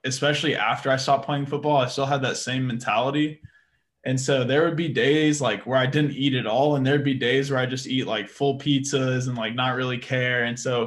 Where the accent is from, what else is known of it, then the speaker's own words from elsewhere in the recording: Austin, Texas, United States; also born or lived in Seguin; now in San Antonio, United States; I'm originally from Austin. I'm in San Antonio now